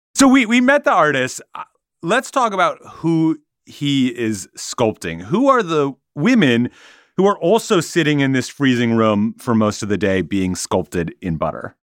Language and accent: English; Minnesota, United States; I grew up in Minnesota, and that meant a yearly pilgrimage to the state fair.